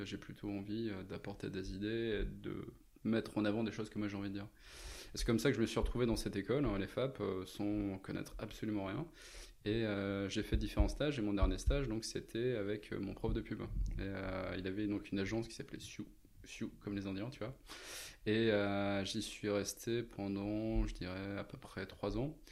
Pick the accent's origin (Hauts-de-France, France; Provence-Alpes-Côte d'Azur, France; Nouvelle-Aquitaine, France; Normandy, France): Hauts-de-France, France; Lens; also born or lived in Lille; je suis né dans le Nord, je suis né à Lens. Euh, j'ai fait mes études à Lille